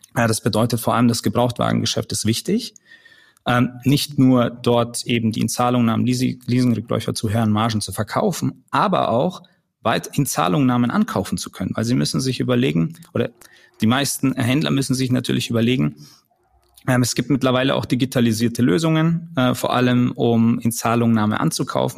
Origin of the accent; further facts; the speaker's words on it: Nuremberg, Bavaria, Germany; moved away; ich komme ursprünglich aus Nürnberg, bin dort geboren und aufgewachsen